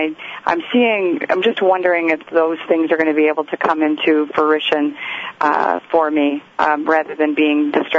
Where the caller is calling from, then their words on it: Los Angeles, California, United States; Los Angeles.